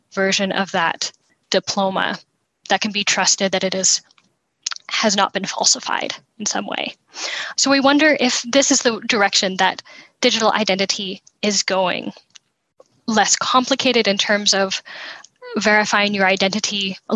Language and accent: English; United States; As an American